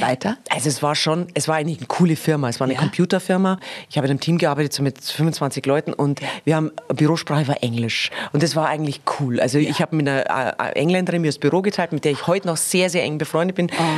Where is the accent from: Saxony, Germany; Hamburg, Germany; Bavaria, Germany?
Bavaria, Germany; Erding; ich bin in Erding zur Schule gegangen und das ist ja schon sehr ländlich auch, aber ich war halt die einzige Pflege von einem Bauernhof